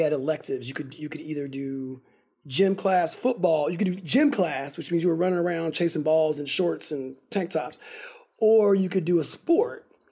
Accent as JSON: {"language": "English", "town": "Altadena", "region": "California", "country": "United States", "tie": "born or raised there", "also_born_or_lived": "Pasadena, United States / Berkeley, United States", "said": "grew up in Altadena and Pasadena"}